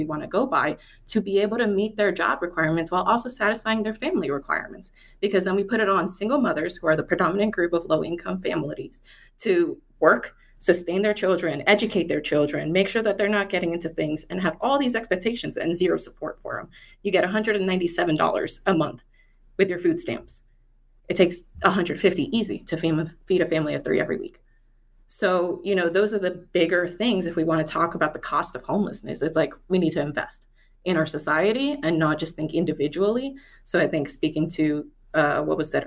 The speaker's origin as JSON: {"language": "English", "town": "Washington", "region": "District of Columbia", "country": "United States", "moved": "yes", "lives_now": "Seattle, United States", "said": "I'm not from here. I'm from the DC area."}